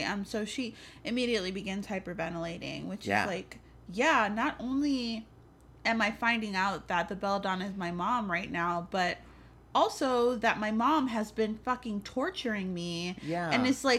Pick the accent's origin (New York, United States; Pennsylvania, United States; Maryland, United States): New York, United States; New York City; Yeah. I'm also from the Bronx.